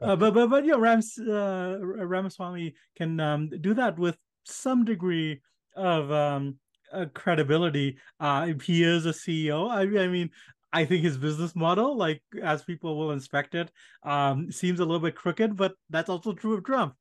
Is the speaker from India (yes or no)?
yes; India; moved away; I was born in India